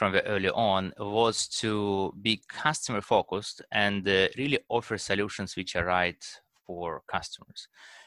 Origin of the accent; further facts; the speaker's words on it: Russia; now in United States; I was born in Russia, and over time moved to United States